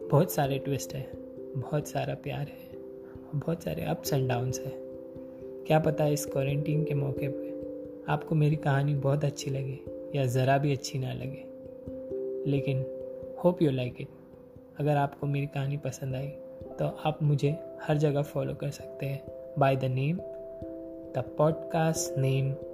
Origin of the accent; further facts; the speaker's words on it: India; now in abroad; और आप सबका स्वागत है इस पॉडकास्ट में मैं एक इंडियन लड़का हूँ जो एक फॉरेन कंट्री में रहता हूँ